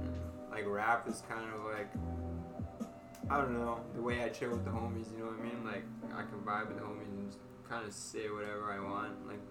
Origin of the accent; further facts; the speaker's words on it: Nass Valley, British Columbia, Canada; now in Vancouver, Canada; That means fearless. I'm from the Nass Valley.